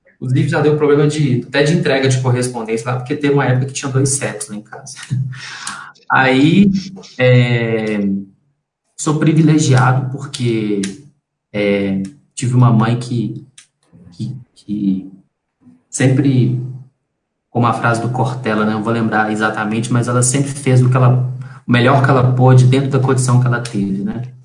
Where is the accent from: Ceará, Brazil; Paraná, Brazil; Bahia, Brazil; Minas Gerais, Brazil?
Minas Gerais, Brazil; Belo Horizonte; Eu nasci em Belo Horizonte, nasci no, no Hospital Dom Bosco, que fica em Venda Nova, zona norte de, de, de Belo Horizonte